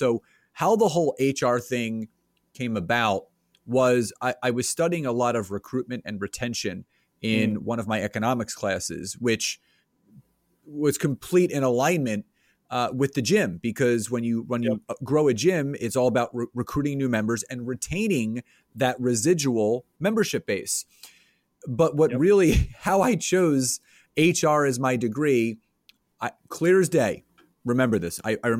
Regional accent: Conshohocken, Pennsylvania, United States; So I grew up in Conshohocken, Plymouth Meeting area, which is about 20 minutes outside of Philadelphia

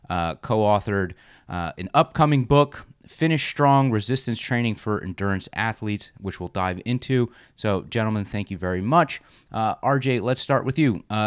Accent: New Jersey, United States; my home state of New Jersey

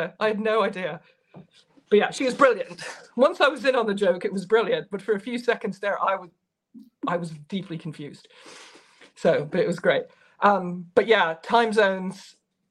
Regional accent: United States; As an American

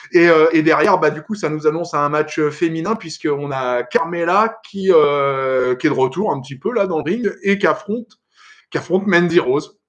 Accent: France; nous on est français

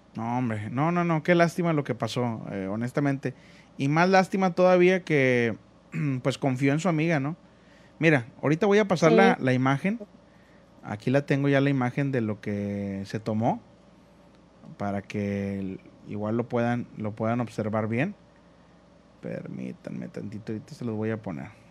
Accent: Monterrey, Nuevo León, Mexico; como yo soy de Monterrey

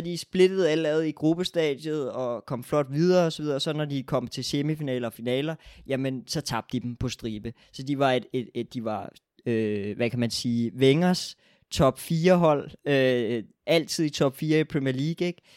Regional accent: Denmark

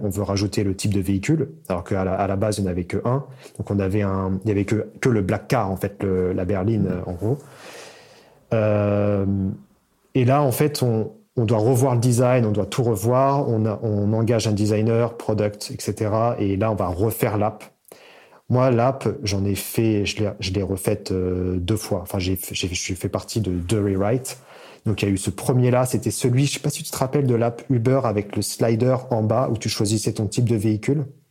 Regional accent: Seine-et-Marne, Île-de-France, France; Je viens de Paris, en fait, de Seine-et-Marne

